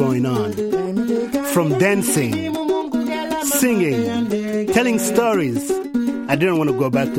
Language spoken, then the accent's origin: English; Dakar, Senegal; born there; I was born in Dakar, Senegal, West Africa.